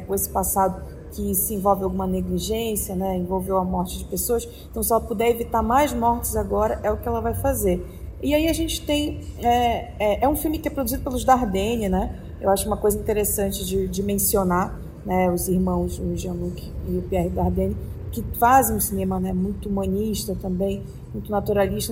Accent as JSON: {"language": "Portuguese", "region": "Pará", "country": "Brazil", "moved": "yes", "said": "falando de Pará, né, o estado onde, de onde eu vim"}